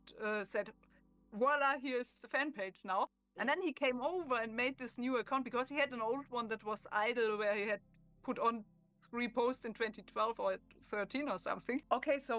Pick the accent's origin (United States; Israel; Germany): Germany; accent: German; English is a second language; I'm German, as you can hear from my accent.